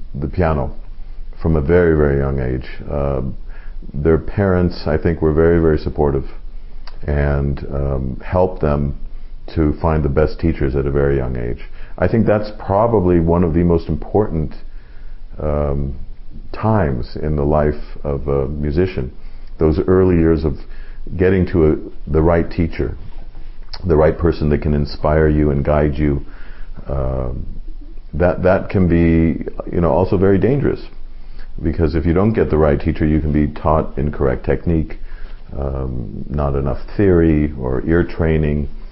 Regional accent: Los Angeles, California, United States; I grew up in Los Angeles

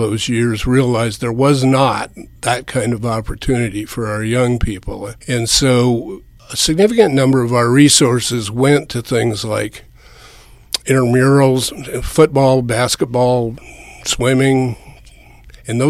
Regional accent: West Coast, United States; moved away as an adult; now in Manhattan, Kansas, United States; I grew up on the West Coast

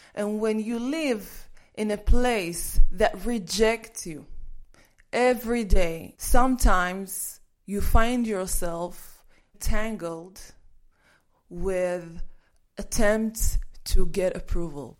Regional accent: Kiryat Gat, Southern District, Israel; when people called me names when I was growing up in Kiryat Gat

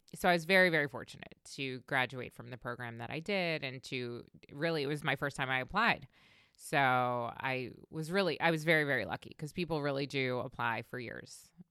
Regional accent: Long Island, New York, United States; moved away as an adult; also born or lived in Delaware / Washington, D.C. / Baltimore; I grew up on Long Island in New York

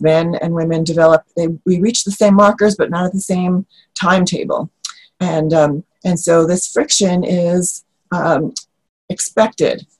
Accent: New York, United States; moved away; I come from New York

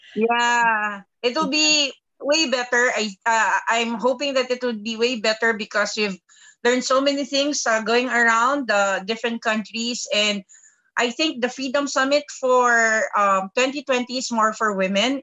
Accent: Philippines; also born or lived in Qatar; I'm from the Philippines

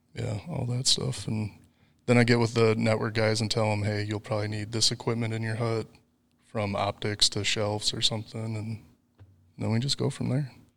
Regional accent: near Volk Field Air Force Base, Wisconsin, United States; moved away as an adult; also born or lived in Kansas City; now in Arkansas, United States; I grew up near Volk Field Air Force Base

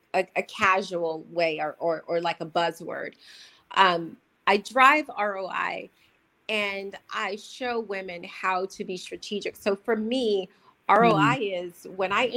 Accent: United States; I'm American.

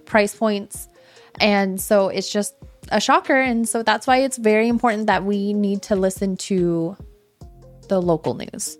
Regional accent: Seattle, Washington, United States; moved away; my, my hometown of Seattle's up there

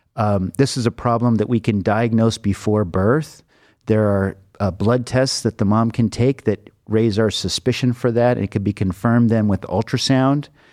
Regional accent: Los Angeles, California, United States; moved away as an adult; now in Cleveland, United States; I grew up in Los Angeles

